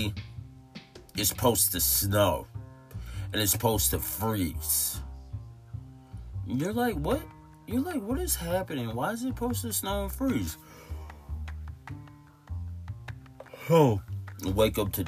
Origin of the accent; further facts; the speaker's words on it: Tulsa, Oklahoma, United States; I'm from Tulsa, Oklahoma.